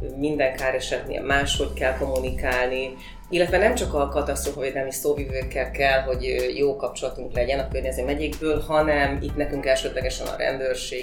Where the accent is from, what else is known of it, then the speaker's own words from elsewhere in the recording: Hódmezővásárhely, Csongrád-Csanád, Hungary; hódmezővásárhelyi vagyok, és a hódmezővásárhelyi városi televízióban dolgoztam 8